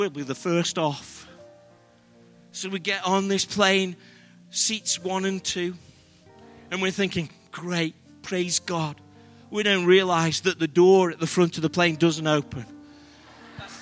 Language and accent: English; England, United Kingdom; We're British